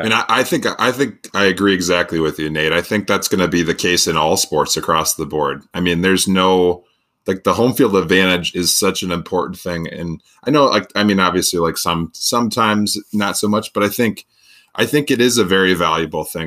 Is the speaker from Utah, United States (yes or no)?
no; Farmington, Minnesota, United States; growing up or going to high school in Farmington, Minnesota